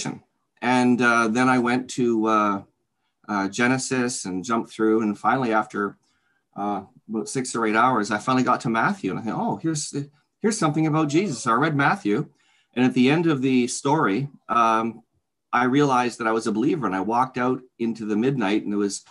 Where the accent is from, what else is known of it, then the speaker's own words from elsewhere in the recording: Oakville, Ontario, Canada; also born or lived in Toronto, Ontario; now in Hamilton, Canada; I'm a native Canadian, fourth generation. I was born in Toronto, raised in Oakville, Ontario.